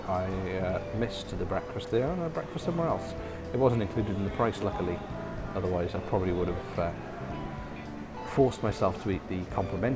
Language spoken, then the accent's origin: English; Wales, United Kingdom; I come from Wales.